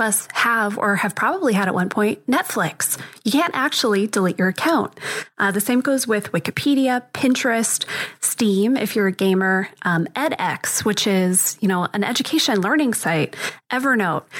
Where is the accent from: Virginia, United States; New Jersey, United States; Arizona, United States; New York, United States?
Arizona, United States; born and raised in Arizona, and so I'm intimately familiar with dust because this is a very dusty, dirty place